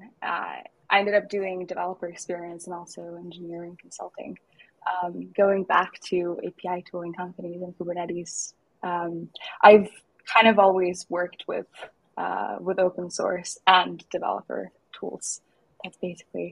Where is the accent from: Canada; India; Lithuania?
Lithuania; moved away; also born or lived in Spain / Edinburgh; I hail from Lithuania.